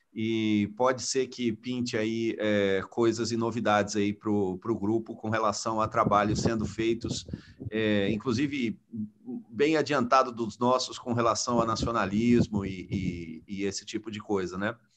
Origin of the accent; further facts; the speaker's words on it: Brazil; como brasileiro